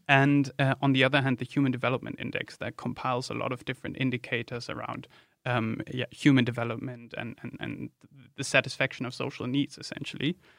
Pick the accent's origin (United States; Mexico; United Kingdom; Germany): Germany; moved away; my home country, Germany